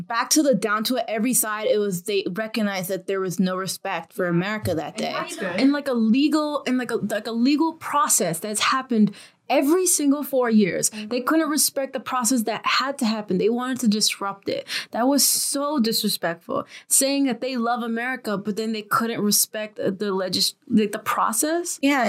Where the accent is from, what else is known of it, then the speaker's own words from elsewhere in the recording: United States; I'm still American